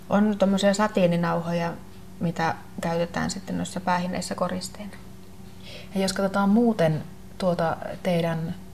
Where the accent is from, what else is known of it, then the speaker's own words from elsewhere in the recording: Lapland, Finland; Ja koska molemmat olemme saamelaisia, niin ei, ei siinä mulla kyllä ollut edes sitten miettimistä